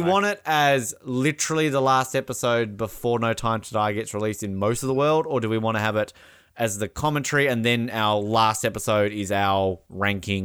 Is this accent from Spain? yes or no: no; Australia; I'm Australian